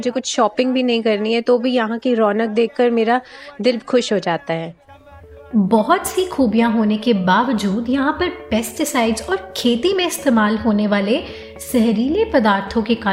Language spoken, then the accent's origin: Hindi; Bathinda, Punjab, India; तो ये था मेरा शहर बठिंडा